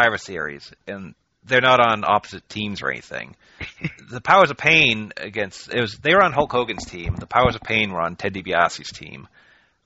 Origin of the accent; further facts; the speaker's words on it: Worcester, Massachusetts, United States; my hometown of Worcester, Massachusetts